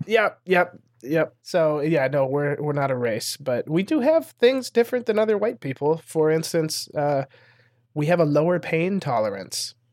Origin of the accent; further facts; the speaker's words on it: Montana, United States; moved away as an adult; also born or lived in Los Angeles; growing up in Montana, there's not a lot of, like, comedy opportunities